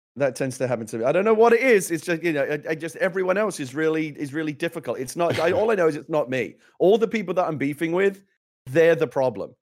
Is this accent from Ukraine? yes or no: no; England, United Kingdom; now in United States; I came to America as an English person